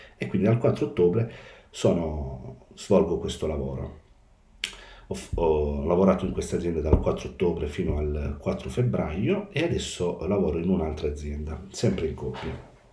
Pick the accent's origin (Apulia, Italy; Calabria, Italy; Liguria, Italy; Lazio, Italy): Apulia, Italy; Molfetta; moved away as an adult; now in Policoro, Italy; Sono originario di Molfetta, in provincia di Bari, ma sono residente a Policoro, in provincia di Matera